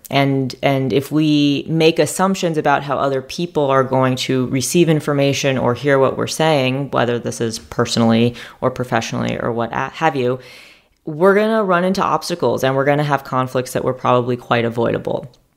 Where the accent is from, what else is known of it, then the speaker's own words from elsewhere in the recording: New York City, New York, United States; moved away as an adult; also born or lived in Stanford, California; now in Charlotte, United States; I'm from New York City. I went to a math and science high school called Stuyvesant High School